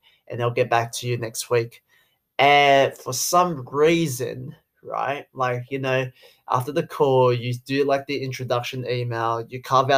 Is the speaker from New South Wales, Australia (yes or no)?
yes; Sydney, New South Wales, Australia; accent: Aussie; I'm Chinese. I grew up in Australia, born in Sydney